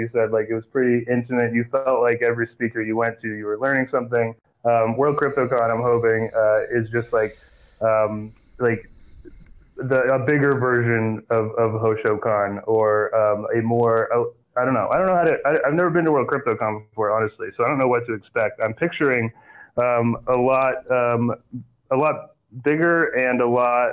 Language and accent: English; Las Vegas, Nevada, United States; people coming to my hometown